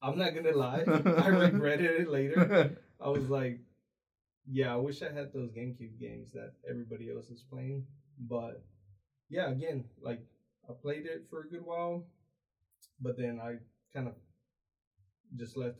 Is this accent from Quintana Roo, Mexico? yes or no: no; San Luis Potosí, Mexico; also born or lived in Houston, Texas; now in Bryan, United States; born in Houston, raised in Mexico